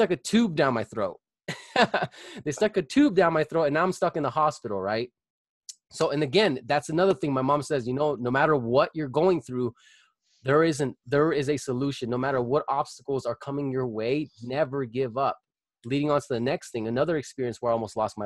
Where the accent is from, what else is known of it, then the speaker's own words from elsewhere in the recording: Colorado Springs, Colorado, United States; I was born and raised in Colorado Springs. I still live here. I lived here all my life